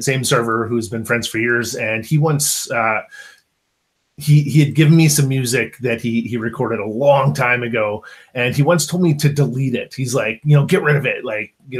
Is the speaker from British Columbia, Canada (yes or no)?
yes; Kelowna, British Columbia, Canada; moved away; also born or lived in Calgary, Alberta; I grew up in Kelowna, BC, so west coast of Canada here, but I spent 18 years in Calgary